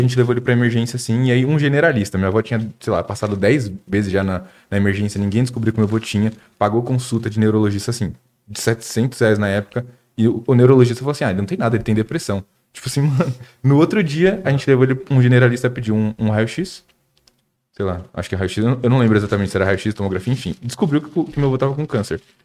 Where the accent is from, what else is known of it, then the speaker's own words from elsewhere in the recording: Suzano, São Paulo, Brazil; eu sou de Suzano